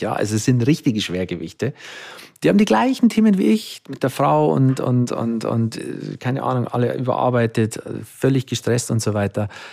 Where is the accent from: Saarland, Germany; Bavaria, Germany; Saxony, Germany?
Bavaria, Germany; bin im, im katholischen Dorf in Bayern aufgewachsen